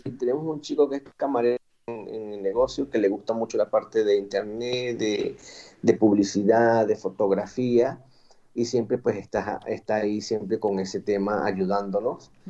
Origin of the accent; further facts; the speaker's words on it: Boconó, Trujillo, Venezuela; moved away as an adult; also born or lived in Madrid, Spain / Valencia, Spain; now in Cartagena, Spain; vengo de Venezuela, de un pueblo que se llama Boconó, del estado Trujillo, al occidente del país, en la región andina